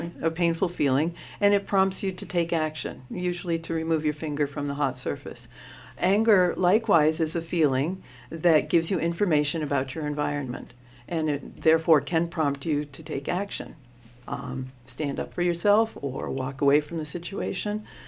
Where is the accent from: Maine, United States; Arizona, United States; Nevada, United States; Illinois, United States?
Maine, United States; also born or lived in Portland, Oregon; I was born in Maine. I'm a Mainer.